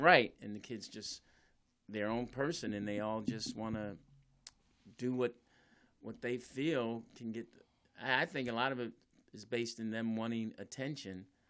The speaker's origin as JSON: {"language": "English", "town": "Philadelphia", "region": "Pennsylvania", "country": "United States", "tie": "born or raised there", "said": "I was raised in Philly"}